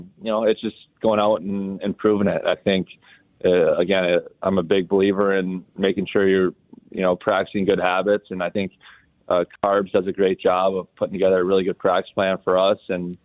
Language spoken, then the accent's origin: English; Lakeville, Minnesota, United States; My family, we grew up in Lakeville, Minnesota, and then my parents grew up in South Minneapolis.